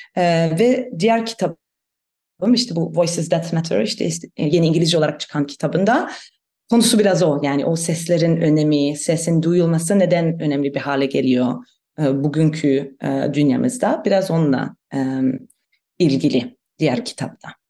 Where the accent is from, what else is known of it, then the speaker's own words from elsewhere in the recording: Germany; Turkish is a second language; moved away as an adult; also born or lived in Istanbul, Turkey / Van, Turkey; ben e, Almanım. E, onu da belki söylemek gerekir. E, Almanya'da e, büyüdüm